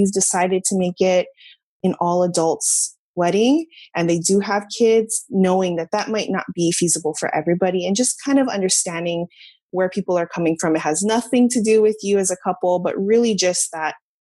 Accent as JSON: {"language": "English", "region": "Hawaii", "country": "United States", "also_born_or_lived": "Los Angeles", "moved": "as an adult", "said": "I'm from Hawaii, we were living in Los Angeles"}